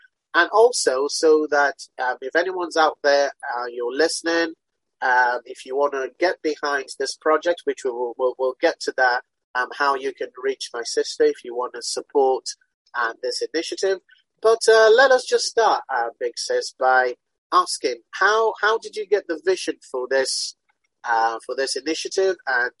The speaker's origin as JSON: {"language": "English", "town": "Ibadan", "region": "Oyo", "country": "Nigeria", "tie": "born or raised there", "also_born_or_lived": "United Kingdom", "moved": "yes", "said": "although I was born in the UK, but I was brought up in Nigeria with my big sis."}